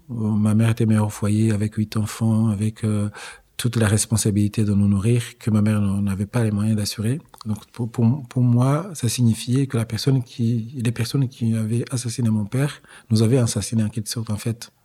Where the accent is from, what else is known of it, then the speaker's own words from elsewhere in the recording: Rwanda; je suis rwandais